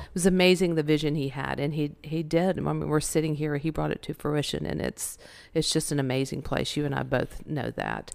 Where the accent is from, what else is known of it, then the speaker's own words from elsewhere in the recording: Winston-Salem, North Carolina, United States; moved away; born and raised in Winston-Salem, North Carolina